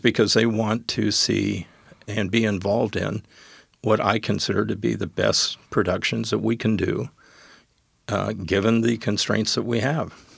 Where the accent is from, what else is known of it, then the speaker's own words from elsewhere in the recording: Wyoming, United States; moved away as an adult; also born or lived in Colorado / Gig Harbor, Washington; now in Tacoma, United States; when I moved back to my home state, which was Wyoming